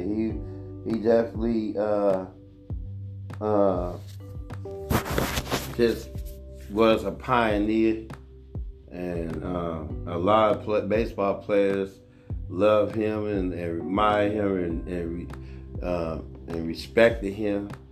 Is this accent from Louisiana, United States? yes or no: no; Oakland, California, United States; Oakland, California, my hometown, my city